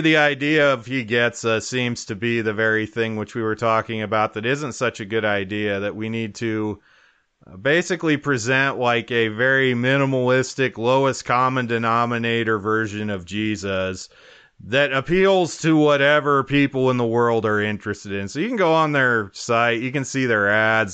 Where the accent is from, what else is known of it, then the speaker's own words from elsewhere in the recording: Wyoming, United States; growing up in Wyoming